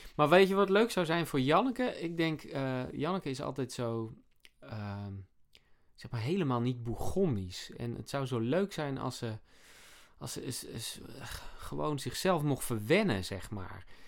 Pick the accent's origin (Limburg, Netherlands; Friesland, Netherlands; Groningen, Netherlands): Friesland, Netherlands; Sneek; ik heb vroeger in Sneek, waar ik ben opgegroeid, daar heb ik ook op tennis gezeten